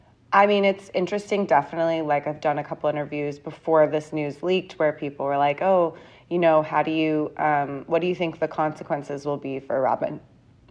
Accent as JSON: {"language": "English", "town": "San Diego", "region": "California", "country": "United States", "tie": "born or raised there", "also_born_or_lived": "London, United Kingdom", "moved": "as an adult", "lives_now": "New York, United States", "said": "I'm really from California."}